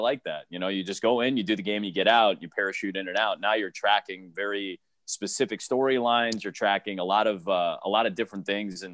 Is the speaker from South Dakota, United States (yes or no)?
no; Chicago, Illinois, United States; born or raised there